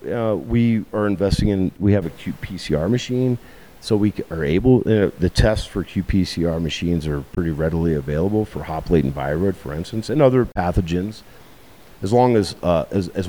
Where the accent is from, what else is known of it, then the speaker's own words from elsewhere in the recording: Richmond, Virginia, United States; moved away; I'm from Richmond, the south side of Richmond, on the south side of the James River. Chesterfield County was where I grew up